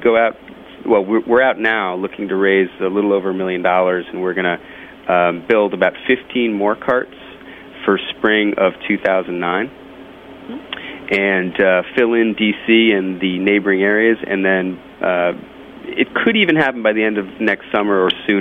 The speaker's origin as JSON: {"language": "English", "town": "Hartford", "region": "Connecticut", "country": "United States", "said": "I'm from the Northeast myself. I'm from Hartford, in the next state over"}